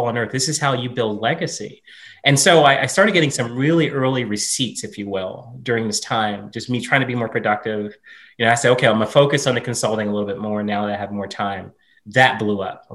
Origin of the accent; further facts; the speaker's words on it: Southern Virginia, United States; moved away; growing up in Southern Virginia